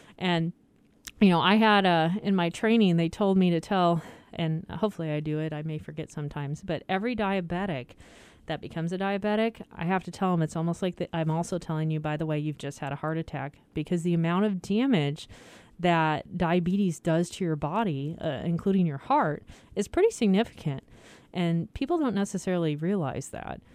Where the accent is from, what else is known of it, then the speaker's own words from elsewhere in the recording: Iowa, United States; moved away; I grew up in Iowa, so I learned pop